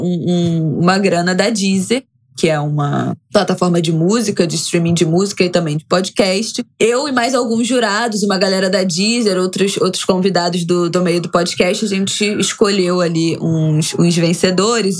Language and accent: Portuguese; Brazil; como eu sou brasileira e eu falo português